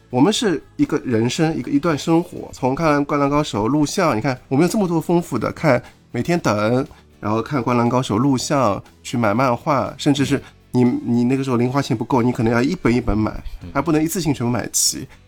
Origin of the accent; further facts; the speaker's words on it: China; 我们中国人